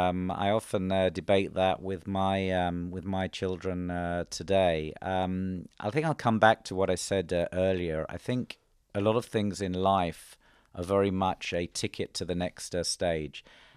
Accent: England, United Kingdom; So, for example, growing up in England, after school, I went straight to university.

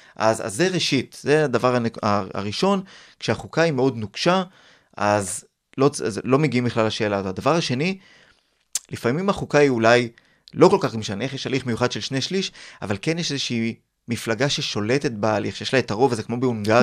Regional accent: Ramat Gan, Tel Aviv District, Israel; אני גדלתי ברמת גן בשנות ה-80

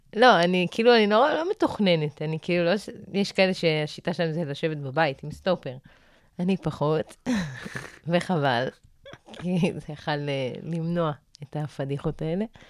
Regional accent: Arad, Southern District, Israel; אני במקור מערד

